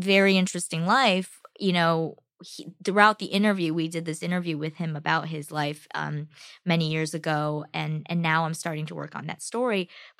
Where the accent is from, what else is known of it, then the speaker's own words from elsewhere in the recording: United States; My family, the family in China, and me as an American